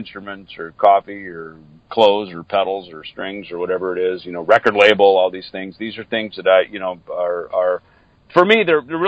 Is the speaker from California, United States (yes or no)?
no; Minnesota, United States; moved away; I grew up in Minnesota, so I grew up in a little, you know, on a farm outside of a small town farming community.